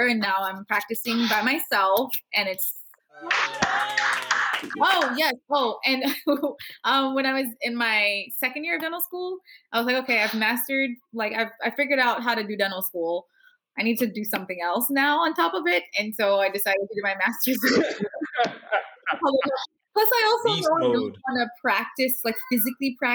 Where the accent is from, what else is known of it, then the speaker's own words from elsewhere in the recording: New York City, New York, United States; also born or lived in Queens, New York; I grew up in Brownsville, Brooklyn